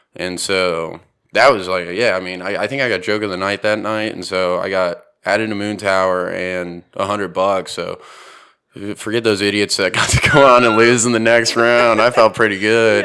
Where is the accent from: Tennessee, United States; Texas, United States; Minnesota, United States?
Texas, United States; Houston; growing up in Houston